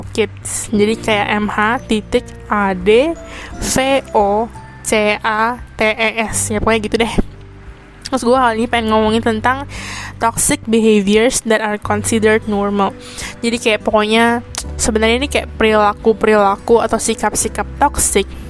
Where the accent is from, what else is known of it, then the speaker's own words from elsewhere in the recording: Indonesia; moved away as an adult; now in Taiwan; gue orang Indonesia yang kuliah di Taiwan